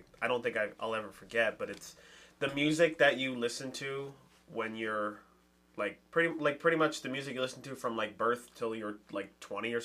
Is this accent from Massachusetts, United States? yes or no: yes; Boston, Massachusetts, United States; moved away as an adult; now in New Hampshire, United States; I grew up in Roxbury